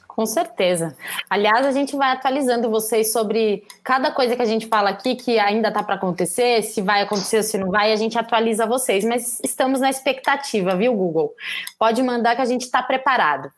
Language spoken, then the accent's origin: Portuguese; Brazil